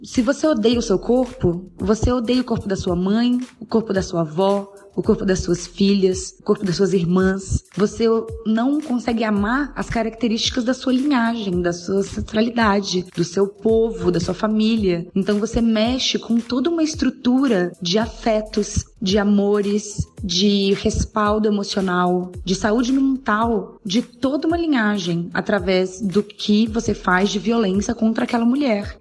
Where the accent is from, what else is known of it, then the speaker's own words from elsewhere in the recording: Belo Horizonte, Minas Gerais, Brazil; eu sou de Belo Horizonte, tenho 32 anos